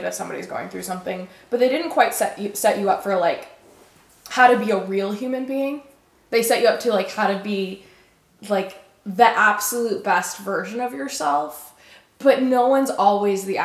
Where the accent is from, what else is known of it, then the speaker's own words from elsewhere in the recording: Alabama, United States; now in Austin, United States; I'm from Alabama